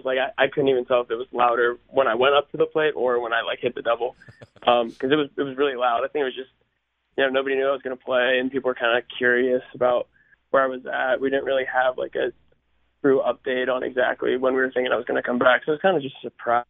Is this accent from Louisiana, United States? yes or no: no; Pittsburgh, Pennsylvania, United States; also born or lived in Baltimore, Maryland; growing up close to Pittsburgh and, you know, it's where I'm from. What a lot of people don't know is I was actually born in Baltimore and I lived there for about 6 years.